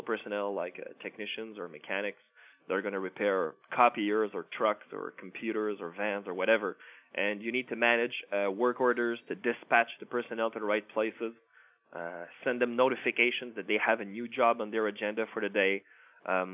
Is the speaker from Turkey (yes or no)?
no; Canada; I'm a Canadian